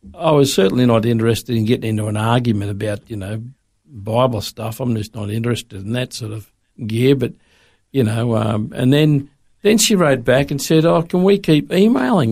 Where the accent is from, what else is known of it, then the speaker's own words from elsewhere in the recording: Sydney, New South Wales, Australia; moved away as an adult; also born or lived in Melbourne; now in Brisbane, Australia; I grew up in Sydney